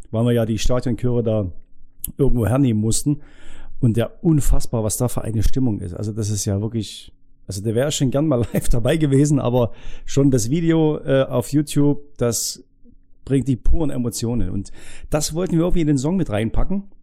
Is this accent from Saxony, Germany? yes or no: yes; Saxony, Germany; Wir sind auch keine Italiener, wir sind Sachsen.